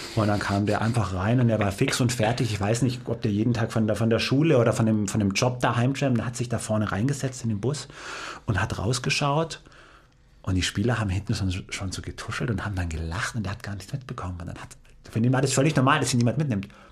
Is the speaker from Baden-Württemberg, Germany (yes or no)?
yes; Heidenheim, Baden-Württemberg, Germany; moved away as an adult; also born or lived in Cologne; bin dann von Süddeutschland, ich bin gebürtiger Heidenheimer, was man mittlerweile ja kennt, dann Richtung äh, Norden